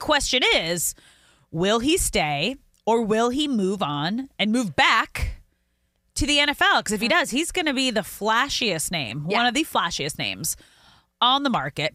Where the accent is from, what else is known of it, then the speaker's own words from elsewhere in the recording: Los Angeles, California, United States; Beautiful place to live. Biased, of course. It's my hometown.